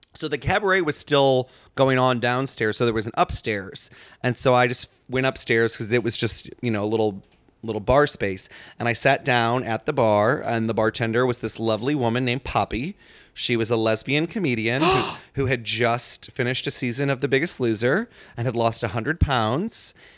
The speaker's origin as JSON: {"language": "English", "town": "St. Louis", "region": "Missouri", "country": "United States", "moved": "yes", "said": "I'm from Saint Louis"}